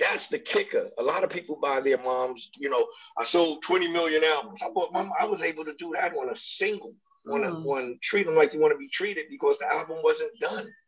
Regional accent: New York, United States; now in Los Angeles, United States; I'm from New York, you know what I'm saying? And I was living in Brooklyn

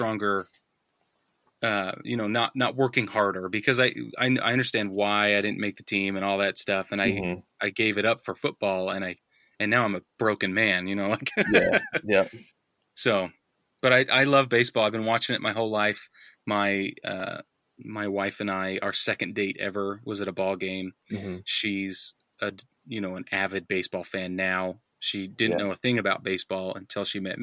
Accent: Utah, United States; I grew up in Utah

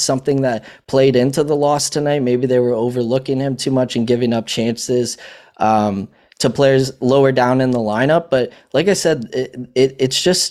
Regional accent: Canada; I'm Canadian

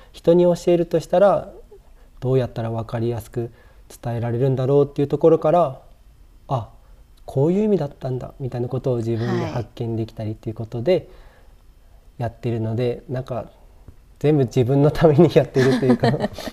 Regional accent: Shiraoi, Hokkaido, Japan; 漁師町だし自分もそこの出身

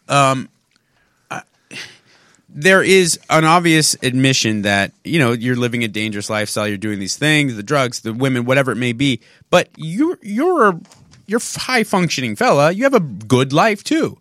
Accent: San Marino, California, United States; In my hometown, there was such a high Chinese population and Taiwanese population

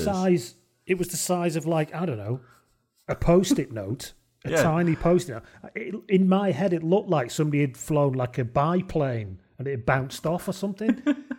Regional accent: Lancashire, North West England, United Kingdom; now in Wales, United Kingdom; I'm from Lancashire and then moved to Wales

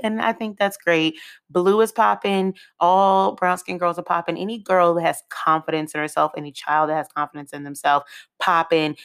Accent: United States; I'm from the area

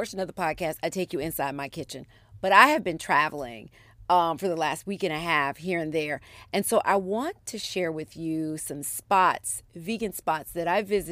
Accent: Philadelphia, Pennsylvania, United States; moved away; I was born in Philadelphia, so I have family there. My mom and I went back there last weekend

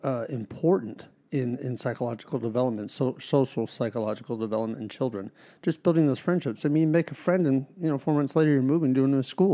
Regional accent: Harrisburg, Pennsylvania, United States; So I was born and raised in Dauphin County, Harrisburg, Pennsylvania.

